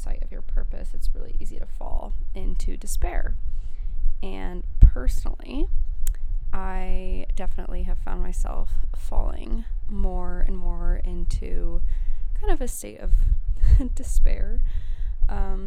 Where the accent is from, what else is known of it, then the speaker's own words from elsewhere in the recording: Colorado, United States; I'm from Colorado